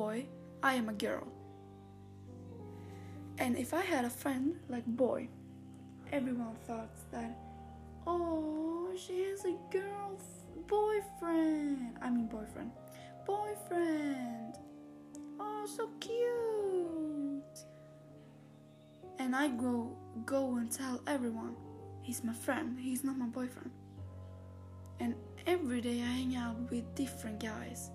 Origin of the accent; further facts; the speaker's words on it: Sweden; English is a second language; I'm from Sweden